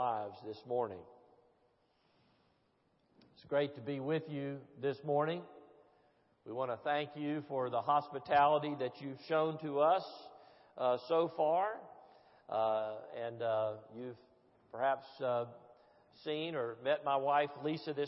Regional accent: Tennessee, United States; I'm a Presbyterian from Tennessee who married a Baptist from Georgia

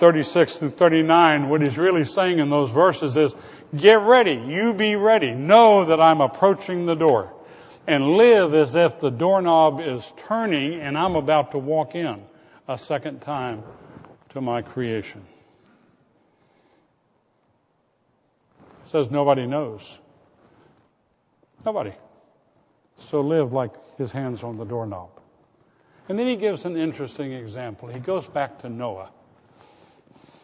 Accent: Florida, United States; When I was a boy growing up in Florida

